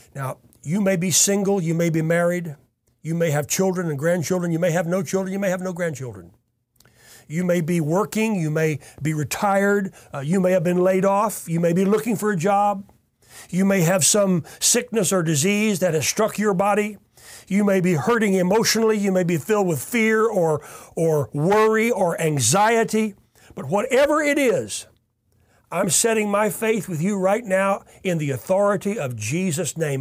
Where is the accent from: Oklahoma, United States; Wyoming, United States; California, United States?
Oklahoma, United States; Tulsa; I was born right here in Tulsa, Oklahoma